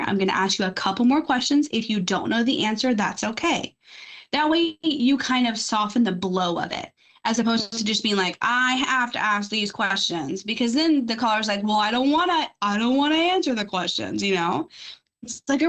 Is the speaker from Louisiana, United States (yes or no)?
yes; Louisiana, United States; moved away as an adult; now in Florida, United States; I'm from Louisiana